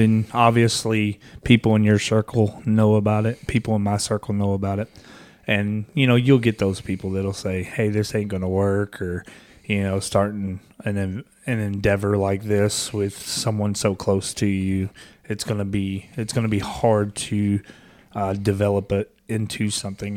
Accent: Kentucky, United States; I'm from Kentucky. I'm a little redneck

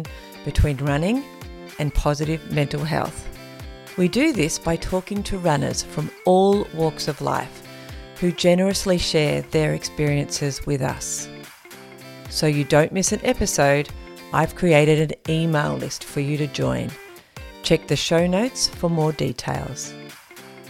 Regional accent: Tasmania, Australia; I'm from Tasmania

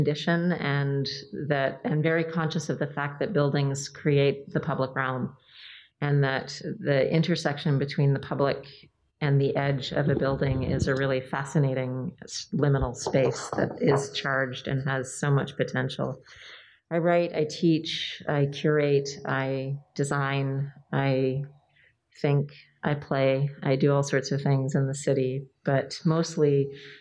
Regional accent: Toronto, Ontario, Canada; now in West Coast, Canada; I grew up in Toronto, spent half my life there

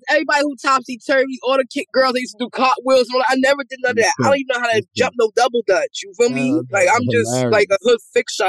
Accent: White Plains, New York, United States; I'm from White Plains.

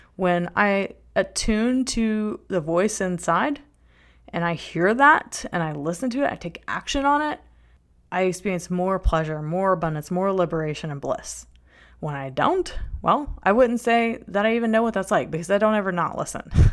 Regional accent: North Shore of New Orleans, Louisiana, United States; moved away; I was born in the New Orleans, Louisiana area

